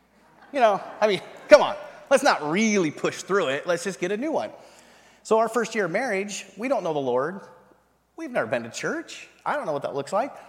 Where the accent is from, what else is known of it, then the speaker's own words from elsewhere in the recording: North Idaho, United States; also born or lived in eastern Washington; I was raised in North Idaho. In the top north part of eastern Washington and north Idaho.